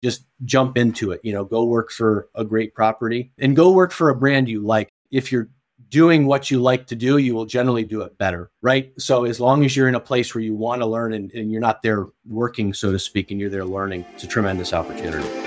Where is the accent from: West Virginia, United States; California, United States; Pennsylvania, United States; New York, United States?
New York, United States; Watertown; also born or lived in South Carolina; So, I grew up in a town called Watertown, New York